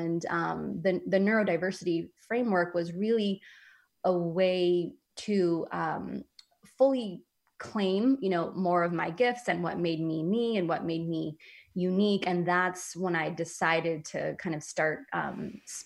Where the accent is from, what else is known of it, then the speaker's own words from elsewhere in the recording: San Francisco, California, United States; moved away as an adult; I grew up in San Francisco